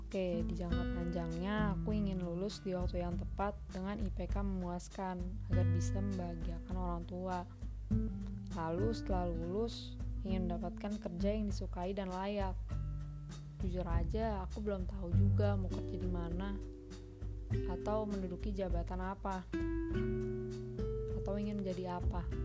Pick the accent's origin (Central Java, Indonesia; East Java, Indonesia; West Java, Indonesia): West Java, Indonesia; Bekasi; also born or lived in Jakarta; Aku lahir di Jakarta tanggal 11 November 2003. Asal aku dari Bekasi, tepatnya Bekasi Timur, dan lebih spesifiknya lagi di Rawalumbu.